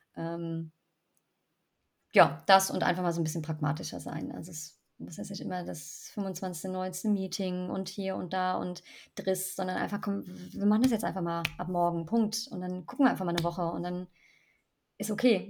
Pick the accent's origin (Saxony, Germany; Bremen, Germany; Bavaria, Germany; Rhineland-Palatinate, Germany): Rhineland-Palatinate, Germany; ich bin ja wieder in meiner Heimat äh, in der Pfalz gelandet